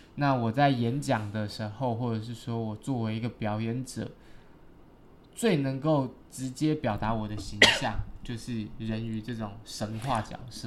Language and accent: Chinese; Taiwan; also born or lived in Green Island / Xiaoliuqiu; I'm from Taiwan